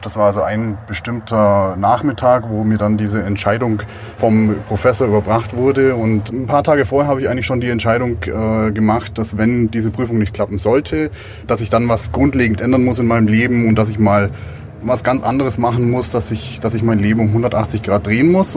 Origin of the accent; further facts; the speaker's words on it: Augsburg, Bavaria, Germany; moved away as an adult; Das Augsburg ist mein, mein Heimatort, wo ich die letzten 25 Jahre verbracht habe